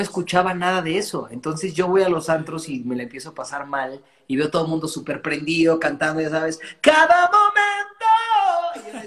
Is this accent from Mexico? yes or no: yes; Mexico; yo iba a nacer en Texas, pero tres meses antes de nacer mi mamá se vino a vivir acá. Y entonces eh, en mi casa se habla inglés y yo crezco escuchando solamente música anglo.